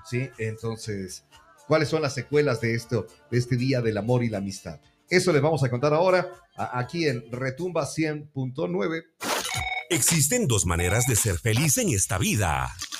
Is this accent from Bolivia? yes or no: no; Ecuador; así somos los ecuatorianos